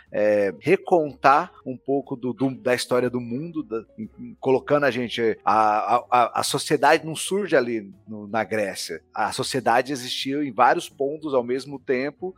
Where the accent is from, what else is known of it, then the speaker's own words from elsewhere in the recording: Brazil; nós como brasileiros